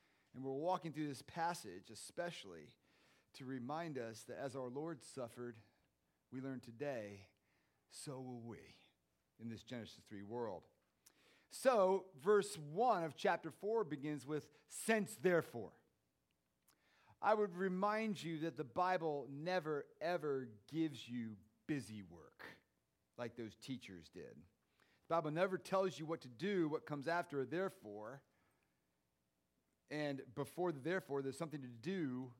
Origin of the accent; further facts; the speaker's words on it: United States; I'm an American.